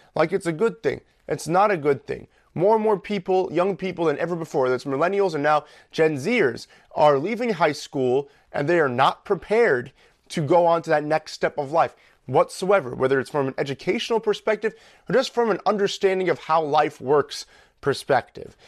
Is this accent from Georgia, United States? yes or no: no; New York, United States; we grew up in New York